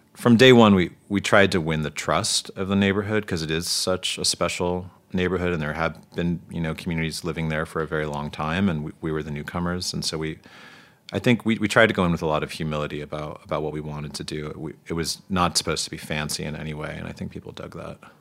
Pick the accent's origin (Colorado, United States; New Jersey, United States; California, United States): New Jersey, United States; also born or lived in Boston; now in Brooklyn, United States; I only lived there for like two years before my family moved to New Jersey